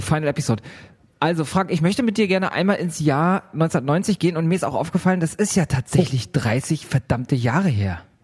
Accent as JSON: {"language": "German", "region": "Hamburg", "country": "Germany", "said": "bei uns in Hamburg"}